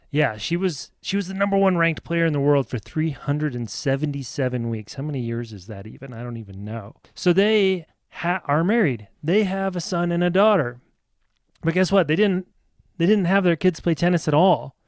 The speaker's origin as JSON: {"language": "English", "area": "outside of Lincoln", "region": "Nebraska", "country": "United States", "tie": "born or raised there", "said": "I grew up outside of Lincoln, Nebraska"}